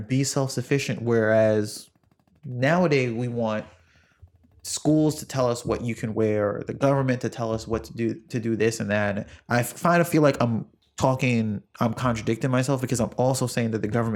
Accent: New York, United States; I wasn't born here, but I'm basically from New York.

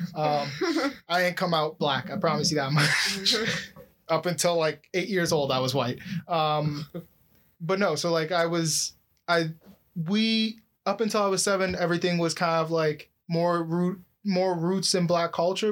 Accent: Oakville, Ontario, Canada; I grew up in Oakville

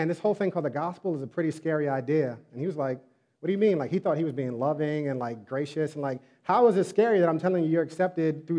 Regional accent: New York, United States; I was born in New York

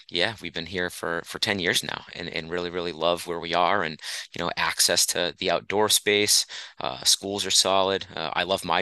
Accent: central Massachusetts, United States; moved away; I'm originally from Massachusetts, central Massachusetts, about an hour west of Boston.

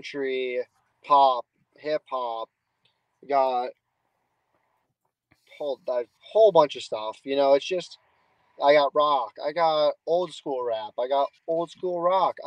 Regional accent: Boston, Massachusetts, United States; accent: Boston Northeast; my Boston Northeast accent

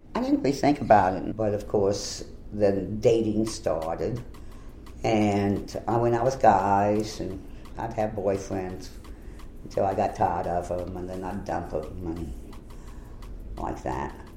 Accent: New Orleans, Louisiana, United States; I was born in 1940, grew up uh, in the New Orleans vicinity. I always say I'm from New Orleans because even though I grew up in Jefferson Parish

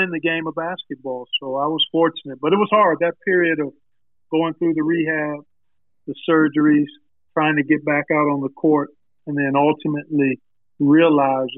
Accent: Cleveland, Ohio, United States; I grew up in Cleveland, oldest of 5 kids

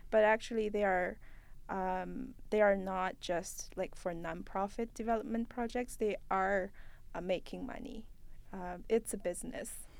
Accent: China; now in Canada; I'm from China and I work in Canada

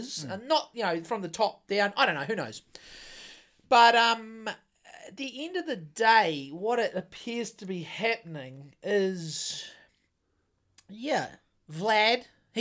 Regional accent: New Zealand

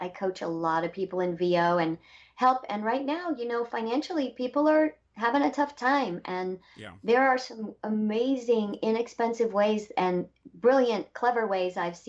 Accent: Indio, California, United States; now in Nashville, United States; I'm the person from Indio. Mm. I'm the one.

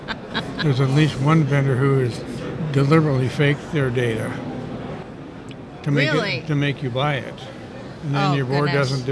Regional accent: Missouri, United States; I'm from Missouri.

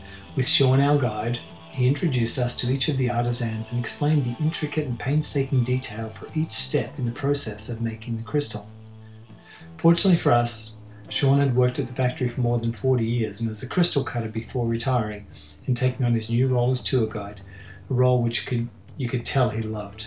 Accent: Australia; the hot and dusty rural community I grew up into in Australia

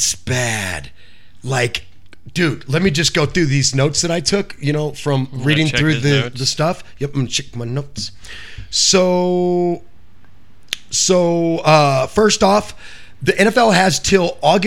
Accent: West Coast, United States; also born or lived in Arizona / California; I grew up on the West Coast

